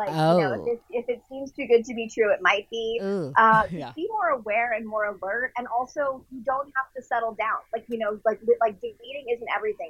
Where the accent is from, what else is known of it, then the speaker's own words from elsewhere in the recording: Westport, Connecticut, United States; now in Los Angeles, United States; there's a sushi place in my hometown of Connecticut